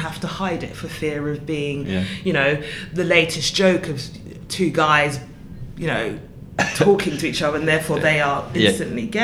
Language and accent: English; London, United Kingdom; I'm from South London